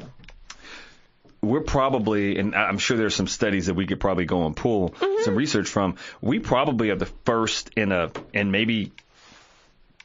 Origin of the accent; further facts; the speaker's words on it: Harlan County, Kentucky, United States; I'm from Harlan County